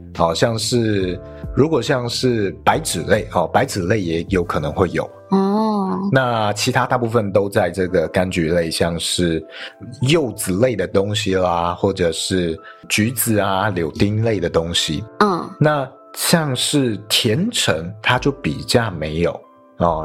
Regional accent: northern Taiwan, Taiwan; 像我是北部人，我想象的卤肉饭就是很多碎肉

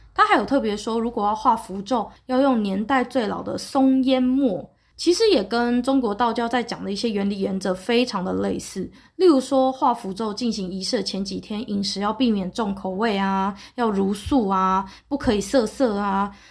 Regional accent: Taiwan; 对我一个台湾人来说

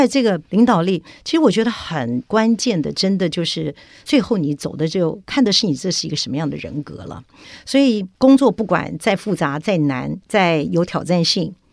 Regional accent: Taiwan; 我从小是在眷村长大

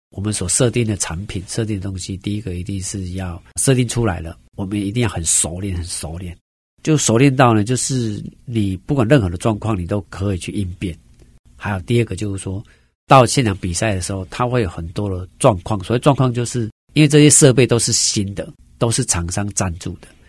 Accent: Neipu, Pingtung County, Taiwan; moved away; 我在我们乡下，我们屏东内埔龙泉这个地方，每年我都会回去颁奖学金啊

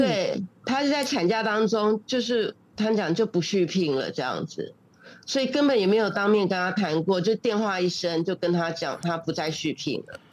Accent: Taipei, Taiwan; moved away as an adult; also born or lived in Malaysia; 我是台湾的，呃，台北那边的人，就北部的人

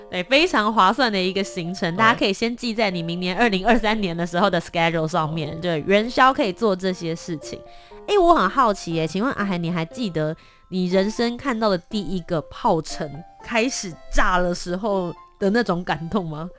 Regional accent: Kaohsiung, Taiwan; 从小是在高雄长大，然后我的阿嬷是台南人

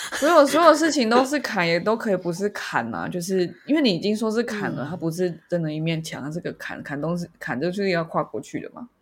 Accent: Taiwan; 我们是台湾人

